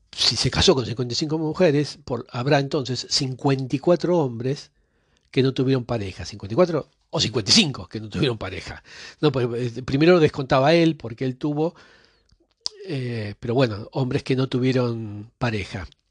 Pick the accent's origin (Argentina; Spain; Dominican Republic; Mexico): Argentina; yo que nací en Argentina